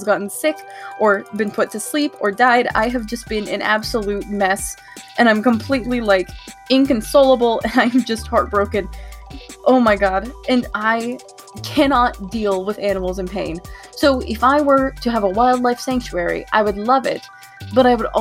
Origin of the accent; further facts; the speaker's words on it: United States; I'm an American